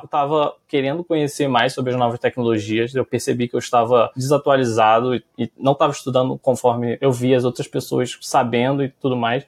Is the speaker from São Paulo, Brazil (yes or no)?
no; Rio de Janeiro, Brazil; eu sou do Rio de Janeiro